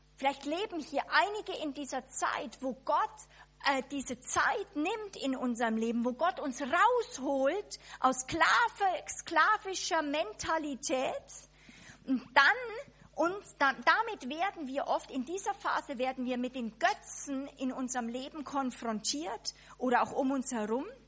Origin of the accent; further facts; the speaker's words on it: Germany; als Deutsche